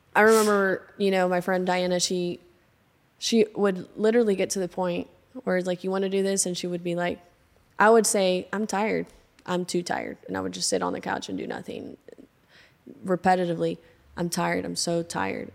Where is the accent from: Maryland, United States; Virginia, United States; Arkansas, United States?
Arkansas, United States; Arkadelphia; also born or lived in Seattle, Washington; I was born in Seattle, Washington, raised in Arkadelphia, Arkansas